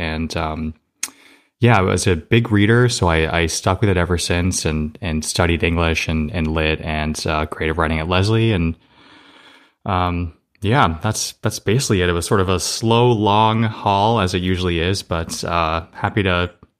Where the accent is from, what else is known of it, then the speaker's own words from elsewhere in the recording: Somerset, Massachusetts, United States; Yeah, I grew up in Somerset, Massachusetts, kind of in the southeastern Mass area.